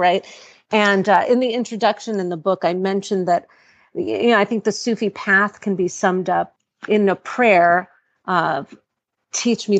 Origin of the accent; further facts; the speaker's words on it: New York City, New York, United States; I live in Brooklyn. I was born in New York City to Iranian parents.